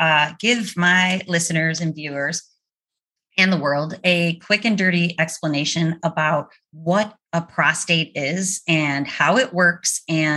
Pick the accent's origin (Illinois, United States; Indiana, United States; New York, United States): New York, United States; Orchard Park; now in Chapel Hill, United States; I'm from Buffalo too